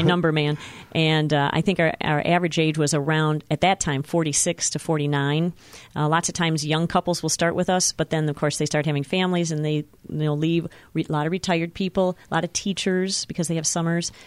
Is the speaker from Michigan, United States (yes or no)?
yes; Petoskey, Michigan, United States; moved away as an adult; also born or lived in Lansing, Michigan / Muskegon, Michigan; I grew up in Petoskey, Michigan